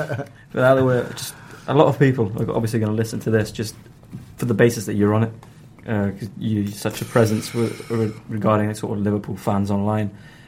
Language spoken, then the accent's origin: English; Gibraltar